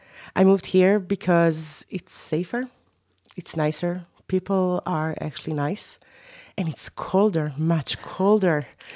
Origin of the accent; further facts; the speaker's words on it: Tel Aviv, Tel Aviv District, Israel; moved away as an adult; now in Berlin, Germany; I'm from Tel Aviv or Israel.